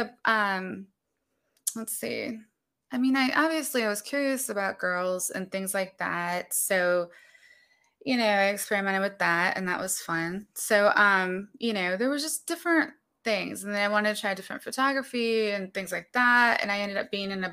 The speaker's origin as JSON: {"language": "English", "town": "Berea", "region": "Ohio", "country": "United States", "tie": "born or raised there", "also_born_or_lived": "Chicago, Illinois", "said": "I actually grew up in Berea"}